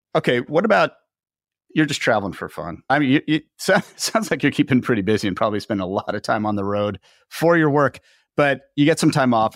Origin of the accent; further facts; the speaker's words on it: Los Angeles, California, United States; my hometown of Los Angeles